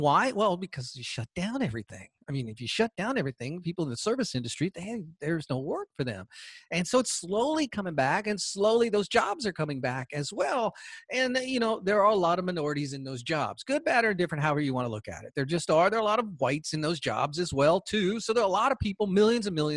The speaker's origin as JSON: {"language": "English", "region": "Georgia", "country": "United States", "said": "Georgia, my home state"}